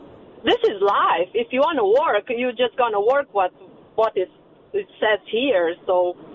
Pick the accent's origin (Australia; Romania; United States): Romania; English is a second language; moved away; I am from Romania, actually.